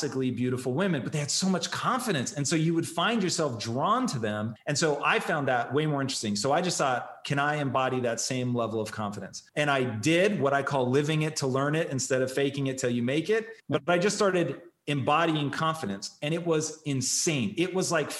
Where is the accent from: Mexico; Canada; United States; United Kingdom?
United States; Tacoma, Washington; I grew up in Tacoma